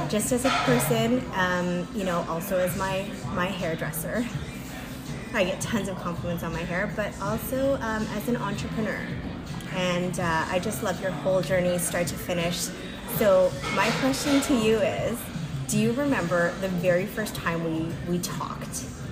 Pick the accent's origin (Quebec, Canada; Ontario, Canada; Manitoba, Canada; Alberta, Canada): Ontario, Canada; Mississauga; my hometown Mississauga folk